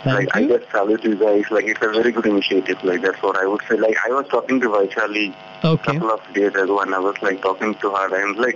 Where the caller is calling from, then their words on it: Ottawa, Ontario, Canada; I'm calling from Ottawa, Canada.